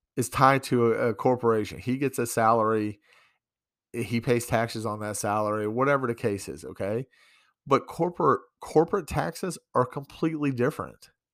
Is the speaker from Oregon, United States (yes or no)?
no; New York, United States; now in Great Falls, United States; I'm from New York